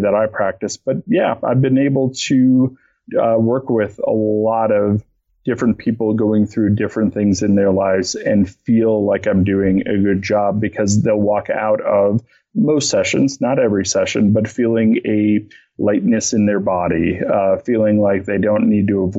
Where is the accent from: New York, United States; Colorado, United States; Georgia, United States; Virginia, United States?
Colorado, United States; Boulder; I'm from Boulder